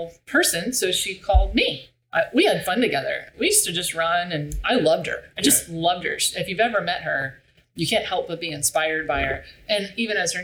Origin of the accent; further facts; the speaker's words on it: Bartow, Florida, United States; I grew up, we're from Central Florida. Dot was born in Central Florida. I was born in Central Florida